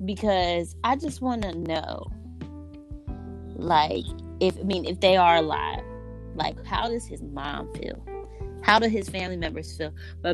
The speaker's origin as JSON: {"language": "English", "region": "Kentucky", "country": "United States", "said": "well, I'm from Kentucky."}